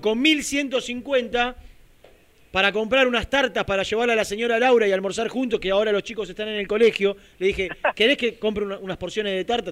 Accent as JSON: {"language": "Spanish", "town": "Lanús", "region": "Buenos Aires Province", "country": "Argentina", "said": "yo soy de Lanús"}